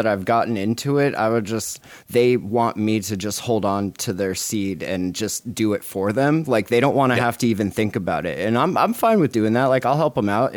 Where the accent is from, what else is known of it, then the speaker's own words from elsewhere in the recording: Montana, United States; we're from Montana